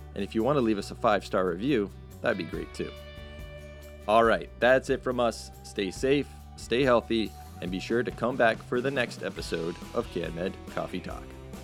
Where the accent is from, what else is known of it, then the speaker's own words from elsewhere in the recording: Salem, Massachusetts, United States; my hometown of Salem, Massachusetts